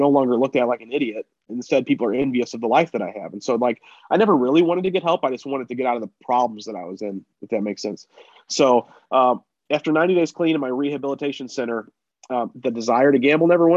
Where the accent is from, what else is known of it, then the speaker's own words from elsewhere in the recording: St. Louis, Missouri, United States; St. Louis where I live